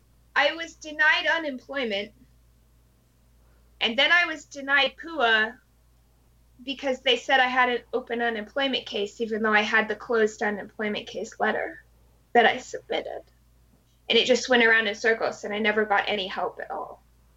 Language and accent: English; New Jersey, United States; born there; now in Hawaii, United States; But I was born in New Jersey, to go ahead and confess.